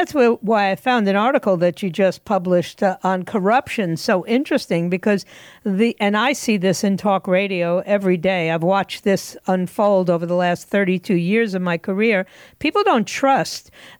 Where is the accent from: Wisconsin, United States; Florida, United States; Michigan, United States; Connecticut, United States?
Florida, United States; Sunrise; my hometown in Sunrise